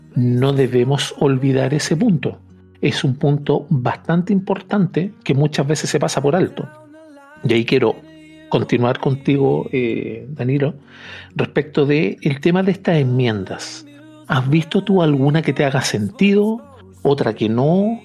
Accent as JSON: {"language": "Spanish", "country": "Chile"}